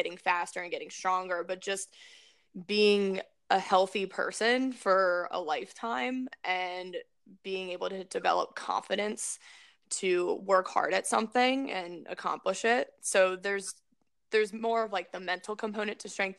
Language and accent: English; Maryland, United States; growing up in Maryland was an ideal situation